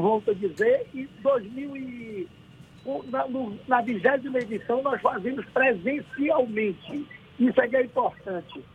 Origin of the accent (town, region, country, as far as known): Lençóis, Bahia, Brazil